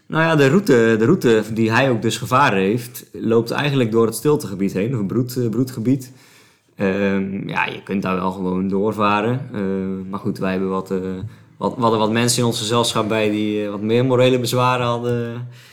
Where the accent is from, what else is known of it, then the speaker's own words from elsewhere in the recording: Sliedrecht, South Holland, Netherlands; Sliedrecht, het dorp waar ik vandaan kom